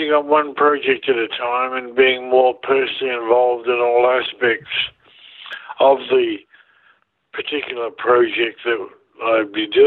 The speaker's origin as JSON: {"language": "English", "country": "New Zealand", "tie": "born or raised there", "moved": "yes", "lives_now": "Vancouver, Canada", "said": "Like I grew up in New Zealand, and it's very boating oriented mm-hmm. life"}